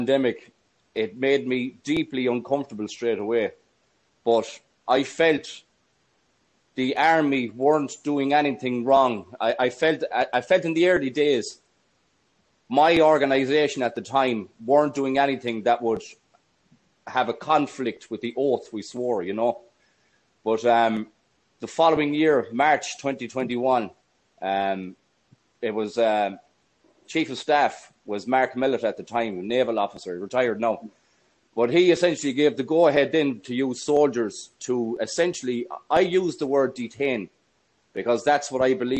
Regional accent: Galway, Connacht, Ireland; also born or lived in Cavan; I was born in Galway City in 1983. At the age of 17, I joined the army

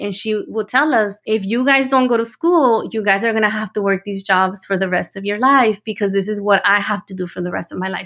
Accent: Los Angeles, California, United States; also born or lived in Tijuana, Mexico; I was born in Tijuana, Mexico, and I came to the United States when I was six years old. We moved to the San Gabriel Valley in the greater Los Angeles area in California

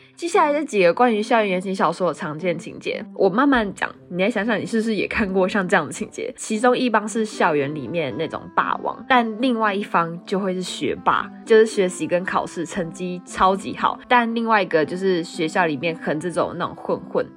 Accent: Taiwan; accent: Taiwanese; 我是从台湾来旅游的，我真的不是东南亚人，我也不是泰国人

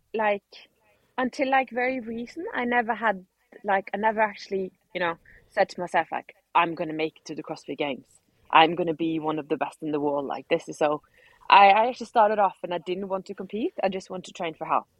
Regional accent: Norway; now in Spain; I'm being from Norway

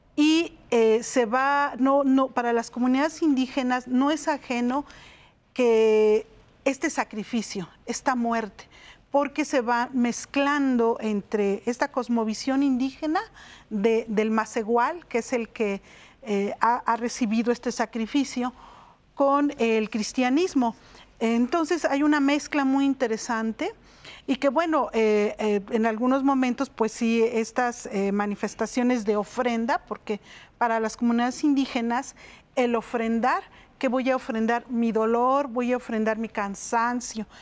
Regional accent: Mexico City, Mexico; en Xochimilco, que es de donde yo vengo

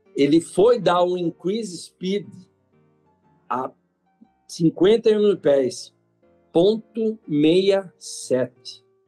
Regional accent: Piracicaba, São Paulo, Brazil; eu sou de Piracicaba

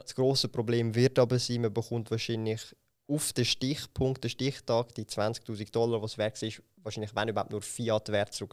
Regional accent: Switzerland; bei uns in der Schweiz

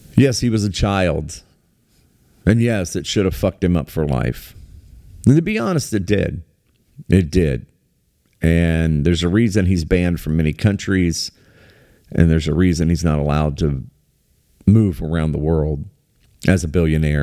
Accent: United States; I live in America, I was raised in America

